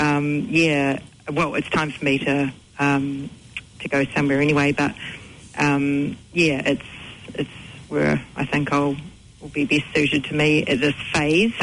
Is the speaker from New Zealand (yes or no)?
yes; New Zealand; also born or lived in United Kingdom; I've grown up here. We've had it in the family for 35 years